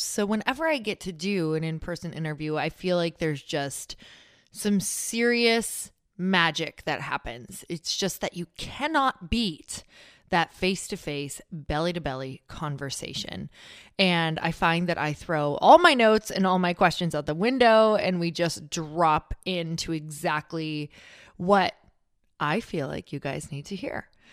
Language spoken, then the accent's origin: English; Midwest, United States; moved away; I'm from the Midwest